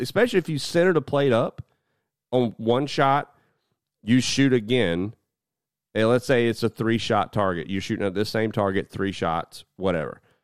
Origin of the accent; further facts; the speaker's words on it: United States; as an American